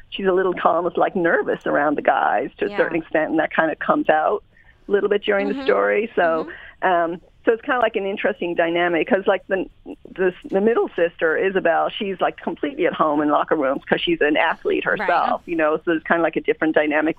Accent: Ireland; I grew up in Ireland, so we kind of no choice, like soccer

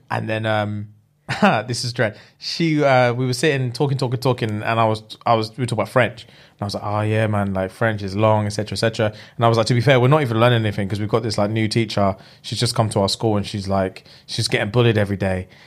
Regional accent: England, United Kingdom; being English

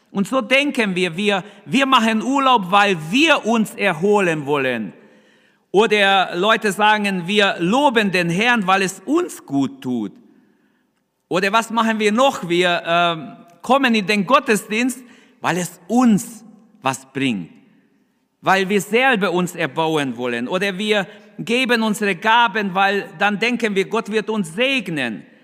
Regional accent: Germany; Wir als Deutsche, wir denken ganz anders.

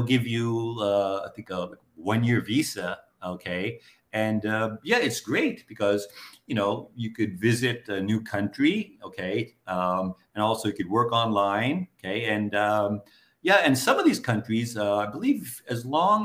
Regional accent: United States; moved away as an adult; also born or lived in Japan; now in Southeast Asia; I was growing up in the States

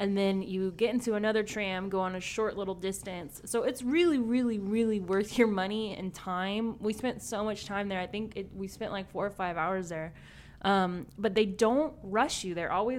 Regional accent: the South, United States; I'm from the South, so anything from the South, like a show, I'm always like, I gotta watch it.

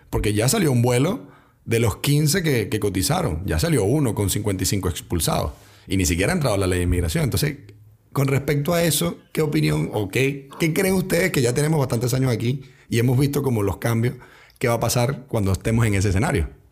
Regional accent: Venezuela; moved away as an adult; now in Chile; yo también soy venezolano

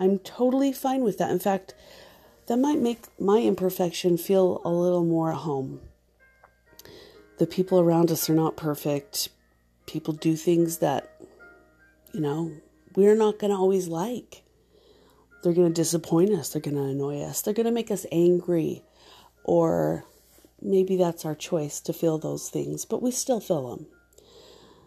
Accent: Mesa, Arizona, United States; also born or lived in Gilbert, Arizona; We grew up in Mesa and then in Gilbert, Arizona

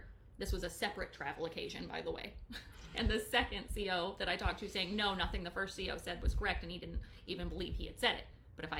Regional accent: Wyoming, United States; I'm from Wyoming

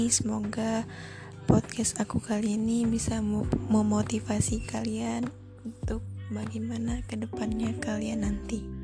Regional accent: Lampung, Indonesia; asal dari Lampung, mahasiswa baru di ITERA.

